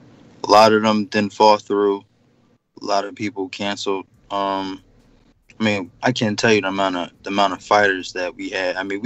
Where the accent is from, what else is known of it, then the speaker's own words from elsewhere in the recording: Philadelphia, Pennsylvania, United States; I'm from West.